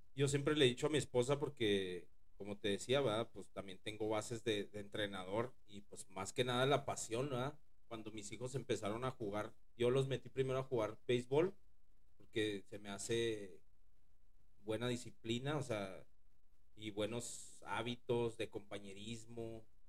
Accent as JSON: {"language": "Spanish", "town": "Ciudad Juárez", "region": "Chihuahua", "country": "Mexico", "said": "yo también vengo de Ciudad Juárez"}